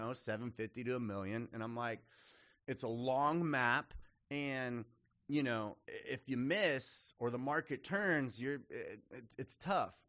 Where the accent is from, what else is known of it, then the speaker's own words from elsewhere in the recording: Austin, Texas, United States; also born or lived in Lubbock, Texas / Houston, Texas; So I'm a native Texan, grew up in Austin, was raised in Austin